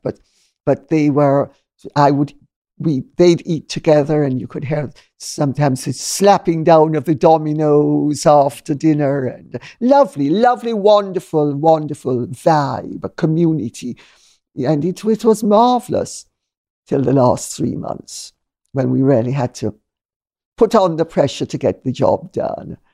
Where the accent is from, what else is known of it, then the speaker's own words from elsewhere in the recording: Jamaica; now in United Kingdom; I'm Jamaican and I come from a multicultural, multinational, multicolored society